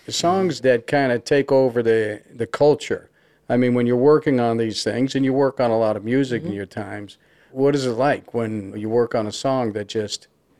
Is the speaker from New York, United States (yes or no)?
yes; Long Island, New York, United States; I grew up in Long Island.